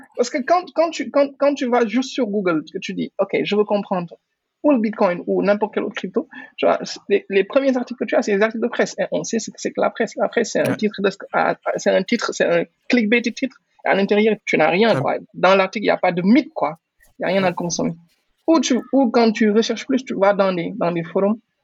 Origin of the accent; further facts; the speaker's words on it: Senegal; Je suis entrepreneur sénégalais, je vis au Sénégal, j'ai grandi au Sénégal